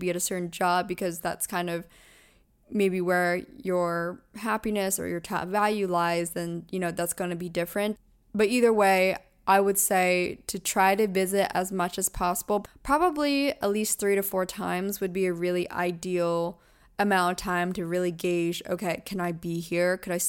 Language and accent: English; East Coast, United States; I grew up on the East Coast, so I visited New York many times, but it's a whole different level when you're living here.